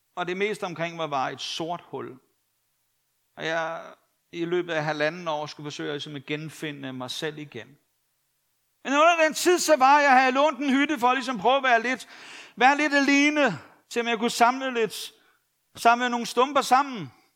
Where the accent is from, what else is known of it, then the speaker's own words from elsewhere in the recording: Copenhagen, Capital Region of Denmark, Denmark; jeg var københavner